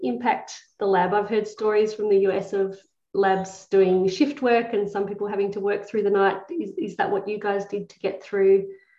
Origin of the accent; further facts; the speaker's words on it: Australia; moved away as an adult; also born or lived in United Kingdom; I was going from Australia to the UK.